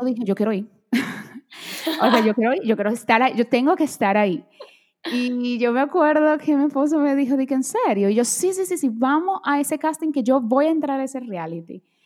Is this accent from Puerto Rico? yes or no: no; Dominican Republic; born or raised there; first language Portuguese; Spanish is a second language; also born or lived in Brazil